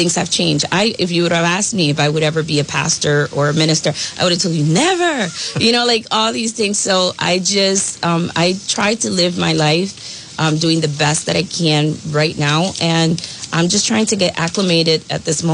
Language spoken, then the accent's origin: English; New York City, New York, United States; moved away as an adult; also born or lived in Milford; now in Woonsocket, United States; I was born in Brooklyn, New York, and I moved to the area of New England right before I married my husband of 23 years.